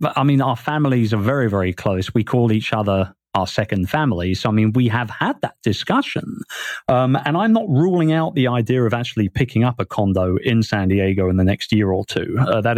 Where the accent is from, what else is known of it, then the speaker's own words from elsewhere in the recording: England, United Kingdom; moved away; I miss everything about, you know, England and what it's meant to me as a Brit all my life. And I think that being away from the UK for as long as I have been away